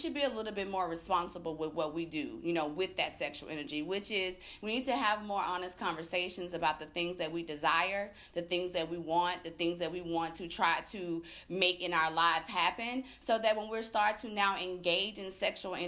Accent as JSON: {"language": "English", "town": "Tallulah", "region": "Louisiana", "country": "United States", "tie": "born or raised there", "moved": "as an adult", "lives_now": "Atlanta, United States", "said": "I'm originally from Tallulah, Louisiana, which is northern Louisiana"}